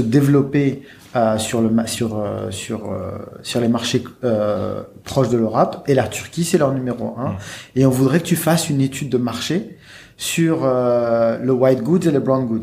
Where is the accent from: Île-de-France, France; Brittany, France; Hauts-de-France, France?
Hauts-de-France, France; Lille; also born or lived in Annecy; je suis né à Lille et, euh, j'ai grandi à Lille dans une cité